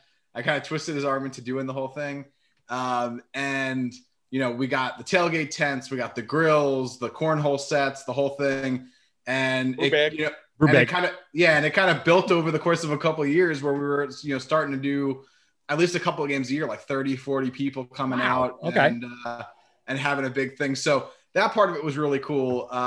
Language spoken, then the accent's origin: English; New York City, New York, United States; moved away as an adult; now in North Carolina, United States; I'm born and raised in Brooklyn. I was a Jets season ticket holder until I moved down here.